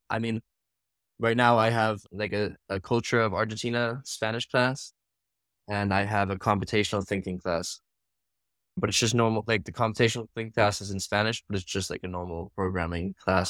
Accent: Singapore; But I think definitely growing up in Singapore, especially, I lived there for 6 years.

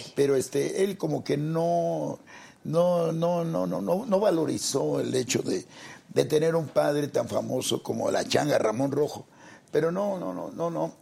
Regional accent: Mexico City, Mexico; Somos de, orgullosamente del barrio de Tepito. Ahí soy nativo.

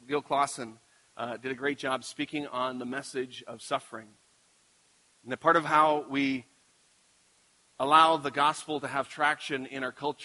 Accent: Carrot River, Saskatchewan, Canada; growing up with my cousins, we lived in Carrot River

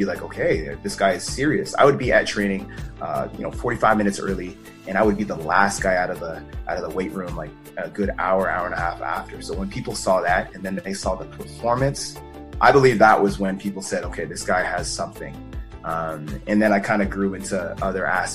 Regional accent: Calgary, Alberta, Canada; I was born and raised in Calgary, Alberta

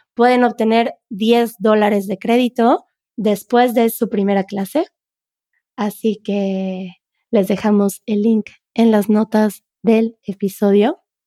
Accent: central Mexico, Mexico; first language Spanish; tenemos esta ilusión de que en México no tenemos un acento en el centro de México

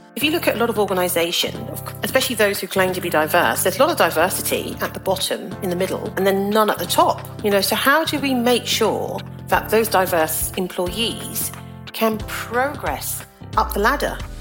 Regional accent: Southampton, South East England, United Kingdom; moved away as an adult; also born or lived in London; I was born in Southampton, in Hampshire, to a Caribbean mother and a Nigerian father

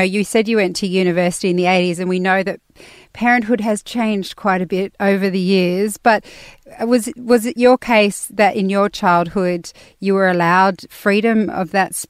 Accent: Australia; even as an Australian.

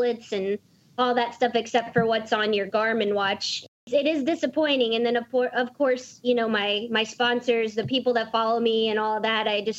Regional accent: Dallas, Texas, United States; I'm from Dallas

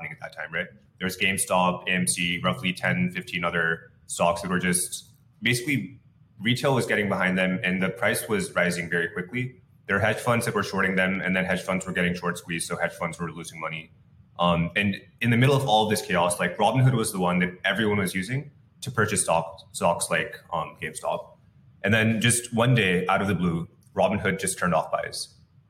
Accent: Bay Area, California, United States; I grew up in the Bay Area

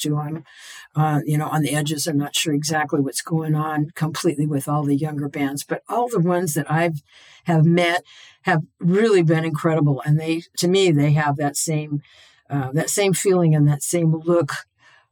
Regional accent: Portland, Oregon, United States; I was born in Portland. I grew up here. To me, this is my hometown.

